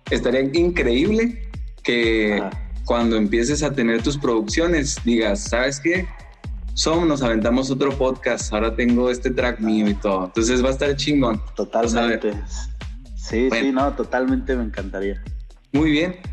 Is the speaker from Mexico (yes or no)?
yes; Mexico; es que soy mexicano, pues son artista mexicano